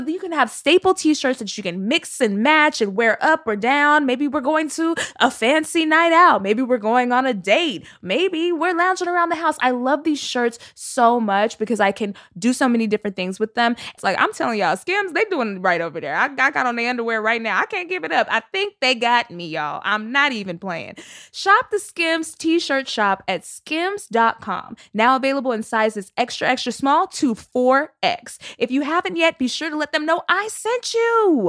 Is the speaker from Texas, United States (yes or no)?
yes; Texas, United States; I'm from Texas, and I still wonder why people was naming their